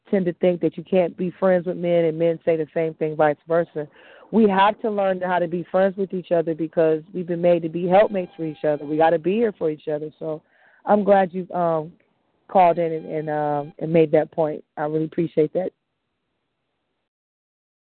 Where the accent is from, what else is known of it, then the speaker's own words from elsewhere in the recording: United States; I was born in America